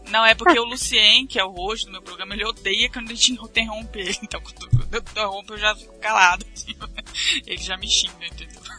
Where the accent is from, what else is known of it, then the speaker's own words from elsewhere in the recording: Curitiba, Paraná, Brazil; Eu sou de Curitiba.